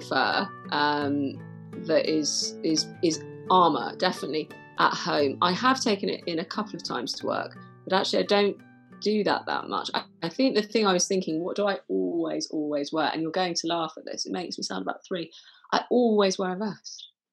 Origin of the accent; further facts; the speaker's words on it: Manchester, North West England, United Kingdom; growing up in Manchester, you know, I'd go to places quite places like Affleck's Palace